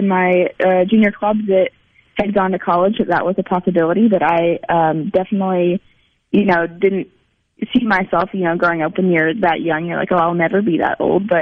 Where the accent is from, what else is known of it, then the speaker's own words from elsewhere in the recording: Salem, Oregon, United States; moved away as an adult; now in Mississippi, United States; I'm from Salem, Oregon, so the capital of Oregon.